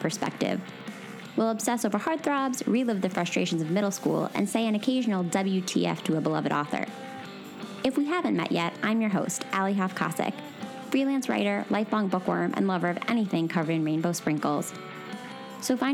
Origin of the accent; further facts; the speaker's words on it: Pennsylvania, United States; now in New York, United States; I'm moving back to my home state of Pennsylvania in 3 days